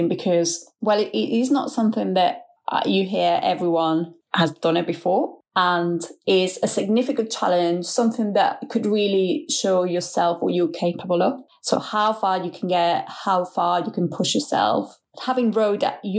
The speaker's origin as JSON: {"language": "English", "country": "Spain", "also_born_or_lived": "Leeds, United Kingdom", "moved": "as an adult", "lives_now": "United Kingdom", "said": "I am from Spain, but I have been in the UK for over 10 years now"}